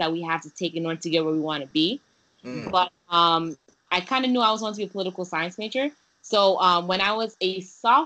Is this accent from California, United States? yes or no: no; New York City, New York, United States; English is a second language; also born or lived in Haiti; since I was growing up in New York City